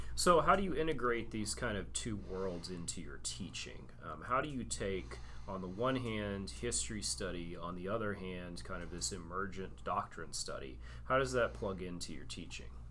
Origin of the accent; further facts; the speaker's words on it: Texas, United States; I, am a native Texan